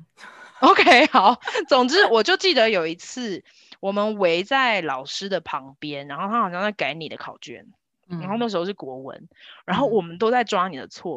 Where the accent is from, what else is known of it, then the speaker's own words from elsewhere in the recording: Kaohsiung, Taiwan; 我们两个都在高雄左营长大